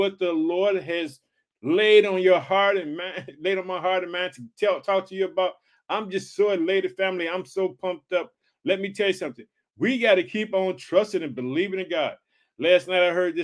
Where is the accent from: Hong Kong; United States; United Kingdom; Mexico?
United States; Illinois